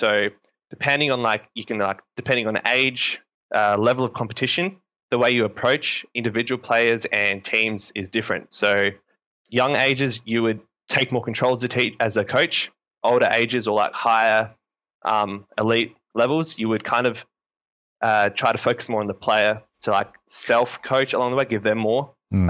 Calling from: South Australia, Australia; I'm calling from South Australia, Australia, mate.

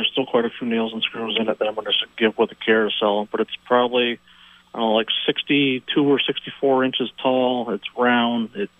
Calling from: Milton, Vermont, United States; I'm calling from Milton.

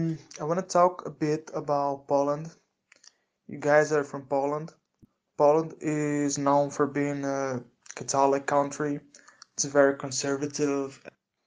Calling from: Brazil; English is a second language; Anyway, yeah, I'm talking straight from Brazil. I want to know what you know about Brazil, and if you listen to any band from here.

